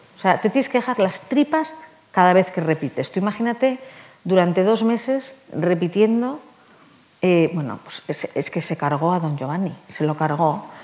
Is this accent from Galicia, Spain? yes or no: no; Basque Country, Spain; Soy vasca